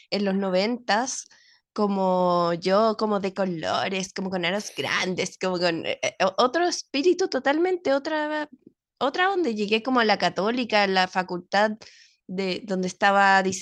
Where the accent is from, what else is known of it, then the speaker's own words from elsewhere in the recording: Mexico; moved away as an adult; yo llegué, a llegué de México a los 20 años, como teniendo todo mi mundo y estudiaba en la Ibero, amaba mi universidad.